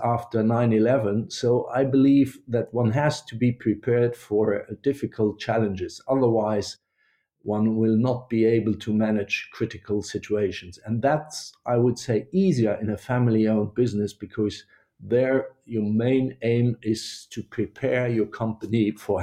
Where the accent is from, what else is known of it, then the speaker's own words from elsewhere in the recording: Luxembourg; moved away as an adult; I was born in Luxembourg, and growing up in Luxembourg was always, for me, I would say, my roots